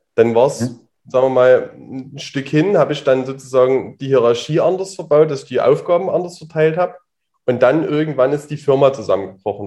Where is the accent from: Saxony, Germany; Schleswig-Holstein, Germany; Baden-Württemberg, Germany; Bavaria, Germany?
Saxony, Germany; Leipzig; bin aus Leipzig, bin jetzt 30 Jahre alt und sitze hier auch gerade noch in Leipzig.